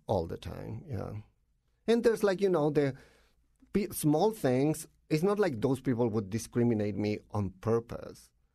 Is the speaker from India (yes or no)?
no; Tocopilla, Antofagasta, Chile; English is a second language; moved away as an adult; now in Connecticut, United States; I'm from Chile. I grew up in a really small town in the north of the country called Tocopilla